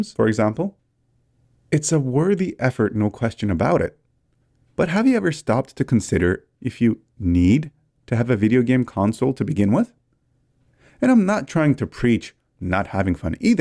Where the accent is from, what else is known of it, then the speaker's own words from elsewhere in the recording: Canada; I'm Canadian